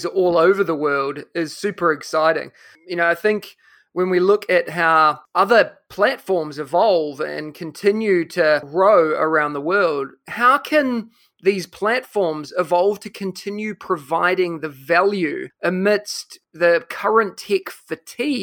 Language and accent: English; New Zealand; my home country of New Zealand